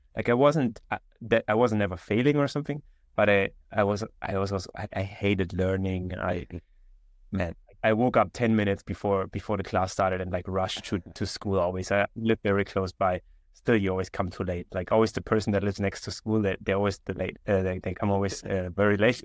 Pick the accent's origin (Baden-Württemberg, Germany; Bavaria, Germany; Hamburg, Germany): Baden-Württemberg, Germany; Konstanz; moved away; also born or lived in Vienna, Austria; I grew up in a small town in Germany